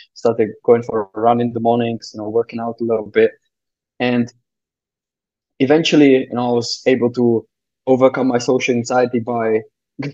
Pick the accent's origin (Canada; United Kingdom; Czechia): Czechia; moved away; I'm from the Czech Republic originally.